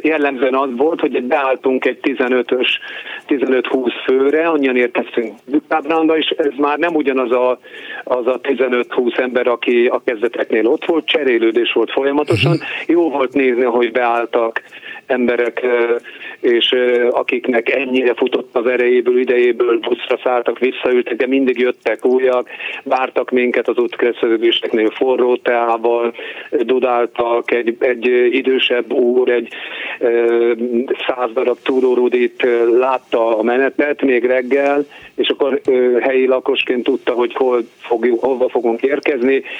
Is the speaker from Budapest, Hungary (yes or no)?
no; Miskolc, Borsod-Abaúj-Zemplén, Hungary; Miskolci is vagyok, tehát még csak harminc kilométerre vagyok negyvenre az otthonomtól